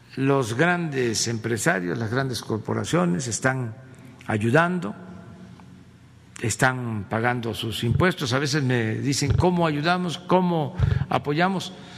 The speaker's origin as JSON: {"language": "Spanish", "country": "Mexico", "said": "lo que somos los mexicanos muy fraternos, muy humanos."}